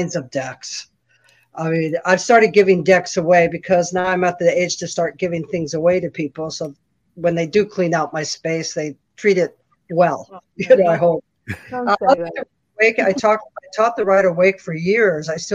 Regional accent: San Francisco, California, United States; I'm from San Francisco

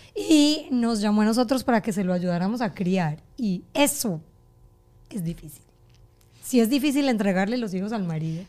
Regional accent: Colombia; moved away as an adult; now in Doral, United States; Yo soy colombiana crecí en Colombia, me vine a vivir a Estados Unidos

